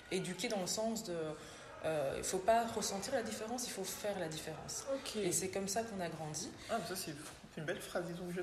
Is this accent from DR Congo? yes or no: yes; Kinshasa, DR Congo; born there; donc, je suis née à Kinshasa. Euh, donc je suis la seconde d'une famille de trois enfants.